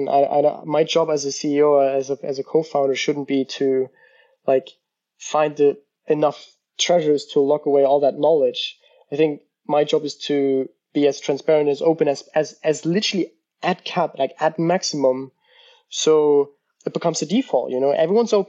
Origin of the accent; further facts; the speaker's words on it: Germany; moved away as an adult; also born or lived in United States; I'm from Germany, and in our culture